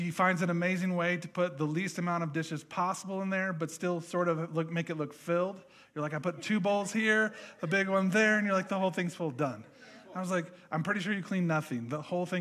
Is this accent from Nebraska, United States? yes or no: yes; Nebraska, United States; moved away; I grew up in Nebraska